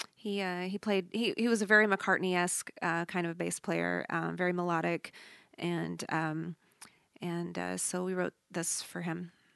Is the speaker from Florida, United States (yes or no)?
no; Texas, United States; we have the Southern um, influence because we're from Texas